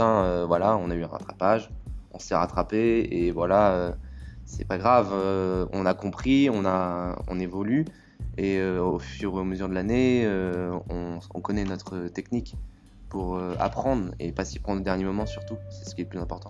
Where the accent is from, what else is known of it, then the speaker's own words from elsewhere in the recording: Blois, Centre-Val de Loire, France; je sors d'un bac ST2S et je viens de Blois, du lycée La Providence